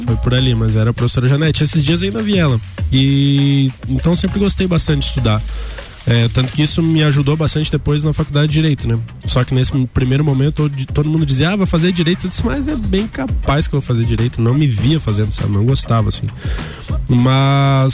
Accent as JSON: {"language": "Portuguese", "town": "Lages", "region": "Santa Catarina", "country": "Brazil", "tie": "born or raised there", "also_born_or_lived": "Urubici / Florianópolis"}